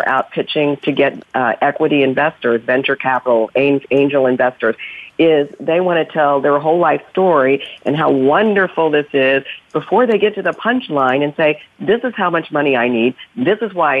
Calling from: New York City, New York, United States; Well, I'm in New York City, Bonnie, as usual

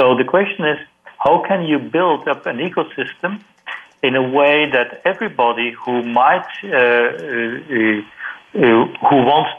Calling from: Singapore; I'm calling from Singapore. It's almost midnight here.

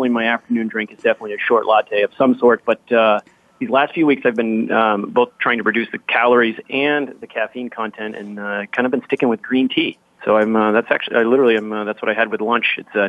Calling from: Seattle, Washington, United States; I'm actually calling from unusually sunny Seattle today. It's a beautiful, crisp day outside.

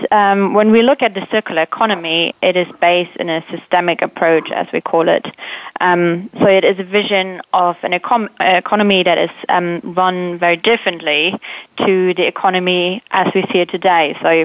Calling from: London, United Kingdom; From the UK, from London.

